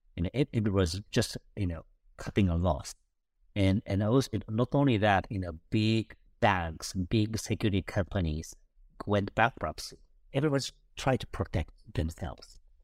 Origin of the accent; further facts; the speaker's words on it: Kobe, Hyogo, Japan; moved away; also born or lived in Tokyo; my hometown and it was Kobe